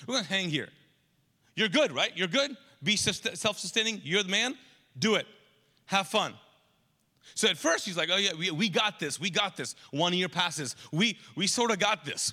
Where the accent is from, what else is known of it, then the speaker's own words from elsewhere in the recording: Pakistan; now in Charlotte, United States; I'm Pakistani, and I have a Pakistani mom